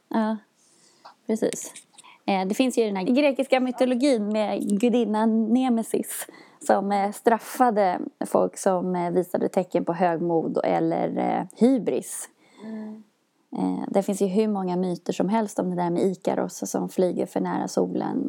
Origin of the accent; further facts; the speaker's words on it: Sweden; vi i Sverige